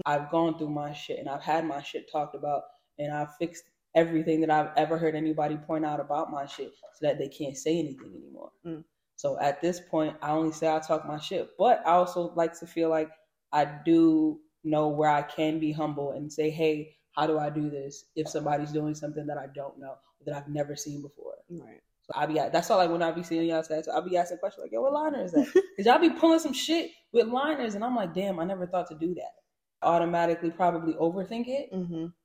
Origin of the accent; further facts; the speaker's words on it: New York City, New York, United States; also born or lived in England; raised in Brooklyn, Flatbush, the West Indian